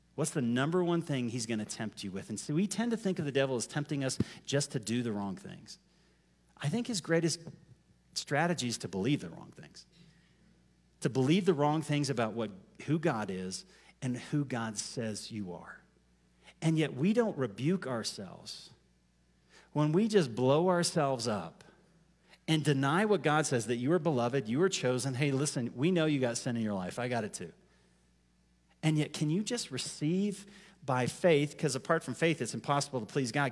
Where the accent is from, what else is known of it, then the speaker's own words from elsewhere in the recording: United States; I'm an American.